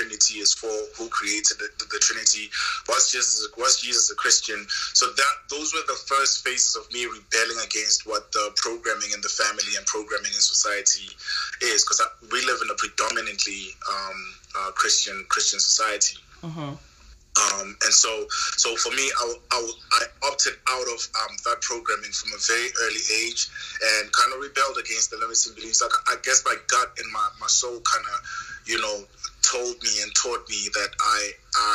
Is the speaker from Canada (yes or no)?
no; South Africa; I'm South African, so my parents grew up and they married in the apartheid regime